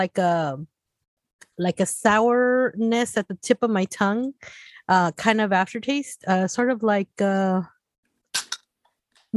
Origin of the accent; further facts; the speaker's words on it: Compton, California, United States; Compton, California